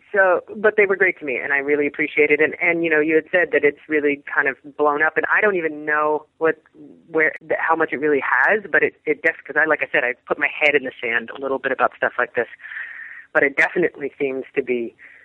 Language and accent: English; Texas, United States; born there; I was born in Texas. My parents are both Texans